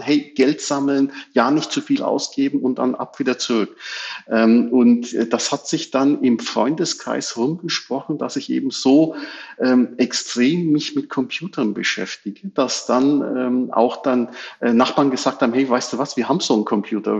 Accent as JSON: {"language": "German", "country": "Germany", "tie": "born or raised there", "said": "Wir sind alle hier in Deutschland geboren und äh, aufgewachsen, hier in die Schule gegangen"}